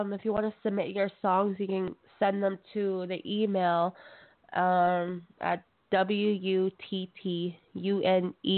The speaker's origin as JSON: {"language": "English", "country": "Canada", "said": "from Canada representing out here. I'm a Cree native"}